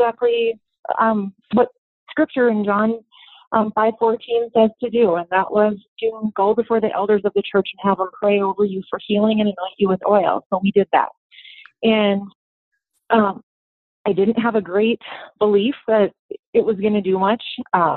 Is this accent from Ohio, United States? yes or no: no; North Dakota, United States; I was raised in North Dakota. We had a small grain farm.